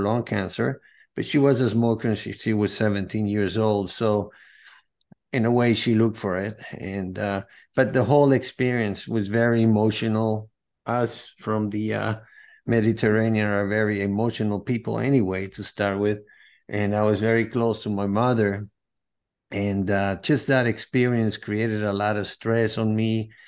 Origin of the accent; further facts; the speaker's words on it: Venezuela; I'm from Venezuela. I was born in Venezuela from a Greek and Spanish from Madrid parents. They migrated to Venezuela after World War II.